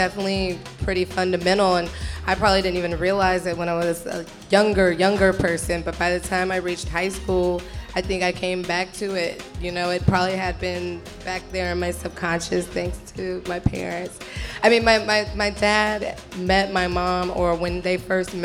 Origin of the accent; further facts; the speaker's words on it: Tallahassee, Florida, United States; I'm from Tallahassee, Florida